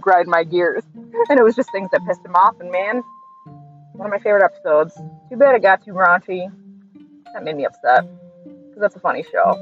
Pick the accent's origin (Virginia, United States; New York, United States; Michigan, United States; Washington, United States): New York, United States; As a New Yorker